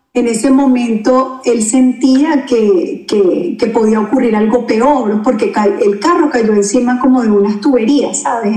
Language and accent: Spanish; Venezuela; moved away as an adult; now in Orlando, United States; ya tenemos seis años acá en la Florida, desde que emigramos desde Venezuela